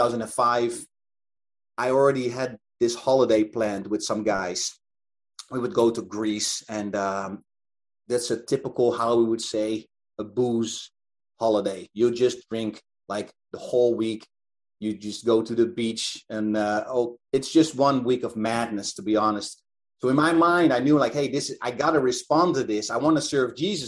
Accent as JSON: {"language": "English", "country": "Netherlands", "tie": "born or raised there", "said": "it was in my hometown"}